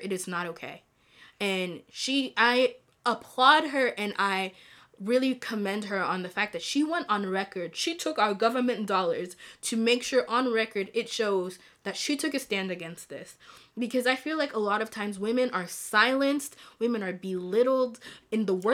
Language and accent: English; DR Congo; also born or lived in Rwanda; I'm from Congo, the Democratic Republic of Congo, hey, hey, and hey. I'm also from Rwanda